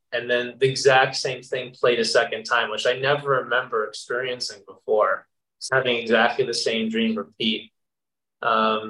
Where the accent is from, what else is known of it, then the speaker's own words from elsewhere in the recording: New Jersey, United States; I grew up in New Jersey